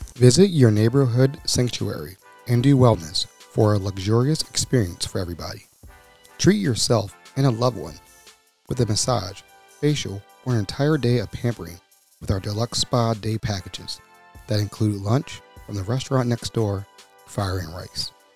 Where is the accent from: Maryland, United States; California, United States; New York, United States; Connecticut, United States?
Maryland, United States; Randallstown; also born or lived in Baltimore; I grew up in Randallstown, too